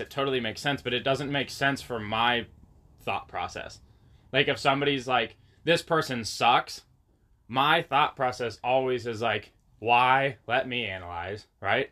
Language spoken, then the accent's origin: English; Waldport, Oregon, United States; I grew up in Waldport.